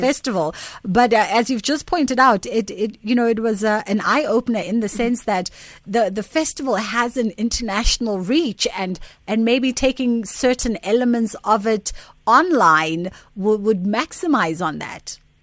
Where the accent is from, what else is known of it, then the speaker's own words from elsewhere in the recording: South Africa; as a South African